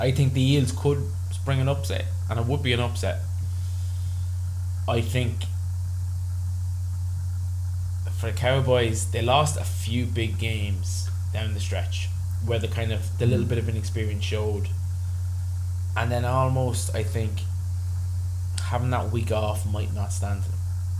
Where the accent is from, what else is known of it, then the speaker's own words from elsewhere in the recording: Ireland; as Irish buckos